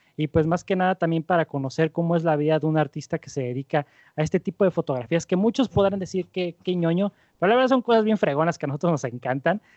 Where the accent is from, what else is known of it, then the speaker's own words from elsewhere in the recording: Mexico; como mexicanos